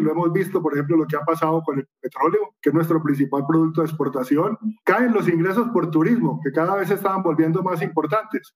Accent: Colombia

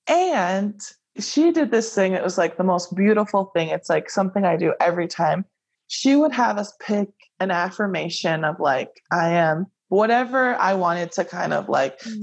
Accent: Hawaii, United States; moved away; I grew up in Hawaii and everything in Hawaii is kind of catered to like most Asian cultures

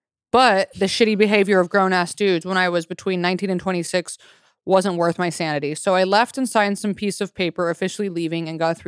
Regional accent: Australia; I'm Australian. We have pies with meat in them.

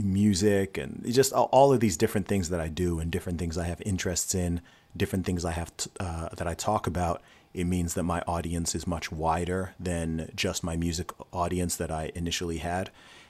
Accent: Saudi Arabia; also born or lived in England; So I was born in England. So born in the UK. When I was 1 year old, I moved to Saudi Arabia. So my whole family went out to Saudi Arabia. My parents were working there. So I went to school in Saudi Arabia

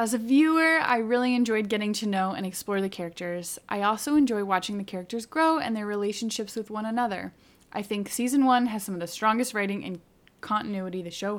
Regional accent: United States; we're both American, and I'm currently in the U.S.

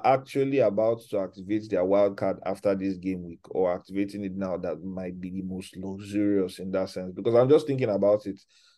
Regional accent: Nigeria; as a Nigerian

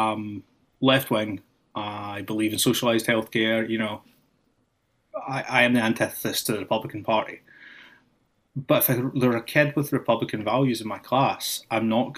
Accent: Scotland, United Kingdom; moved away as an adult; also born or lived in Austin, Texas; now in Springfield, United States; when I grew up in Scotland

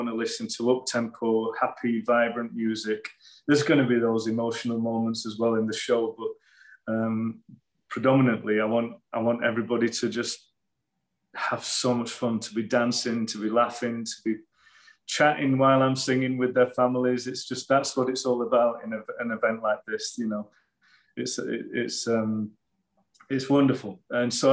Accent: England, United Kingdom; moved away as an adult; now in United States; I miss England every day. I really do. I love my home country

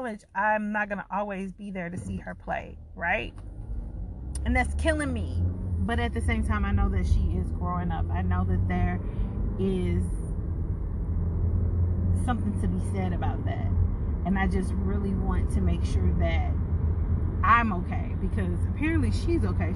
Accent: St. Louis, Missouri, United States; moved away as an adult; now in Duncan, United States; am actually from St. Louis, Missouri, and I moved to Duncan, South Carolina

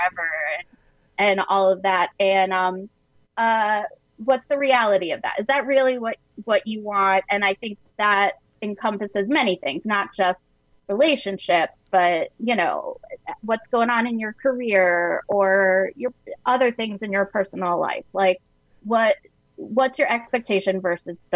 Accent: Sarasota, Florida, United States; moved away; that's actually my hometown

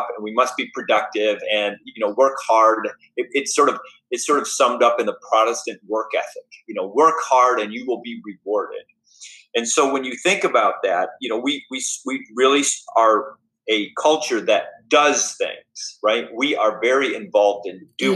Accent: United States; who we are as Americans

